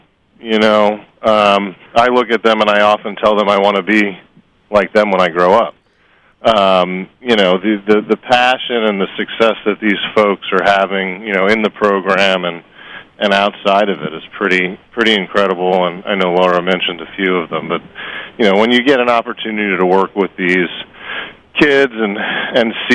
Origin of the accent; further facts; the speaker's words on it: Long Island, New York, United States; now in Los Angeles, United States; I grew up on Long Island